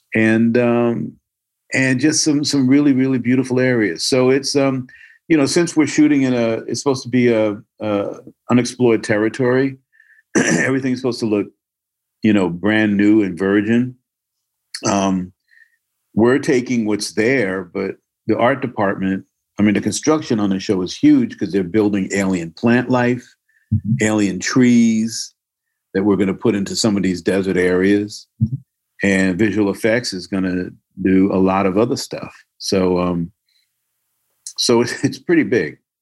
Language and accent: English; Newark, New Jersey, United States; moved away as an adult; also born or lived in California; I grew up in Newark. I grew up on Somerset Street